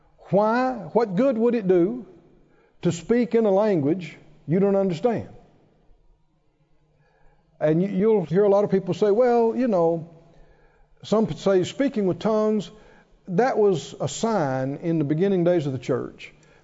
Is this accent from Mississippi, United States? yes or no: yes; Philadelphia, Mississippi, United States; born there; I was born in Philadelphia, Mississippi. There is a Philadelphia, Mississippi. Small place. And that actually was about 20 miles from where we lived. We had to go to town, you know, to be born.